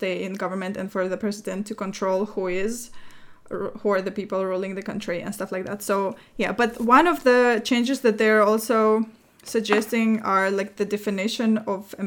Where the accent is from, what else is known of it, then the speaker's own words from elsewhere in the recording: Russia; moved away; my home country, in Russia